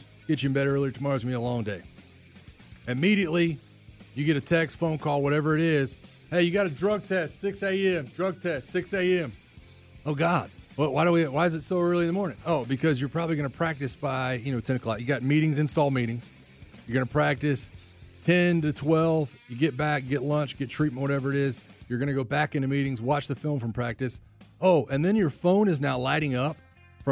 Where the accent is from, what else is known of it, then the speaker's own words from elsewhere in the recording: Pensacola, Florida, United States; I'm from Pensacola, so I went to the Senior Bowl growing up